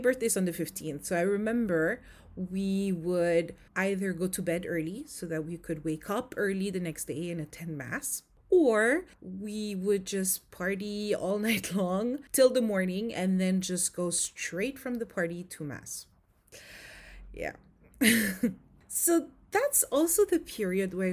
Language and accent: English; Philippines; I grew up in the Philippines